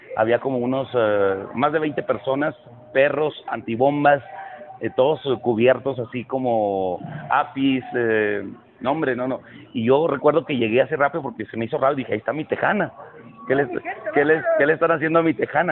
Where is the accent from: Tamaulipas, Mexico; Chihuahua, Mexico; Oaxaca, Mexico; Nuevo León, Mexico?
Chihuahua, Mexico; now in Mexico City, Mexico; Empecé a trabajar a los 10 años en mi tierra natal, Chihuahua